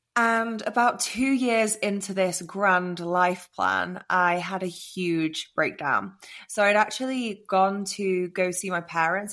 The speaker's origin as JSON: {"language": "English", "region": "England", "country": "United Kingdom", "moved": "yes", "lives_now": "Austin, United States", "said": "I'm obviously English, but I'm living in Austin"}